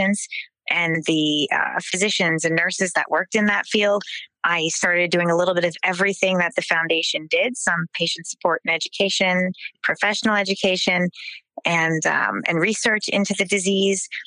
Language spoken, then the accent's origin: English; New Jersey, United States; So I grew up in South Jersey. I grew up in farmland, kind of the Millstone, Cream Ridge, Allentown area.